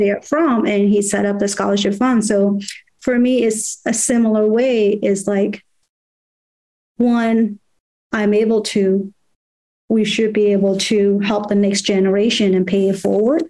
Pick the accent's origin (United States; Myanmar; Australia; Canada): Myanmar; moved away; I grew up in Burma